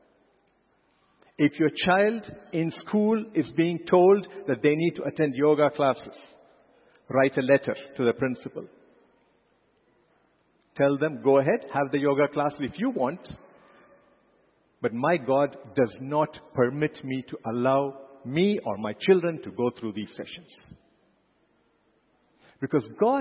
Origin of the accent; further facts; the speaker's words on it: India; as an Indian, as a proud Indian